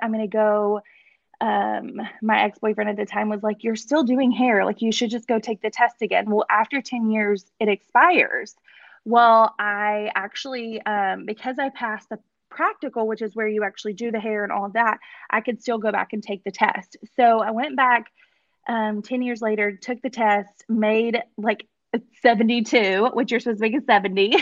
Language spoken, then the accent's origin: English; Paris, Texas, United States; moved away as an adult; I'm actually from Paris, Texas, which is about an hour and a half northeast of um Dallas